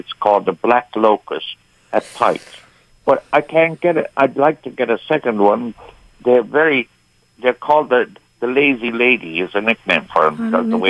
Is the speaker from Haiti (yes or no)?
no; Ireland; now in United States; Well, I'm from Ireland.